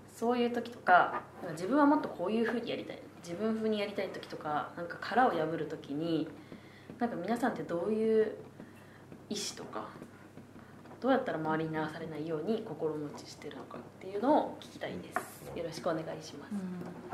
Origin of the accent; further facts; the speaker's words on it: Tokyo, Japan; おばあちゃんから3代ずっと浅草に住んでるので、私も生っ粋の江戸っ子になるわけで